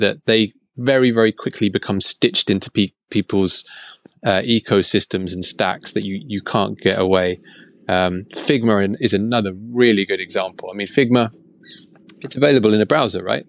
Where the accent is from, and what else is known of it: England, United Kingdom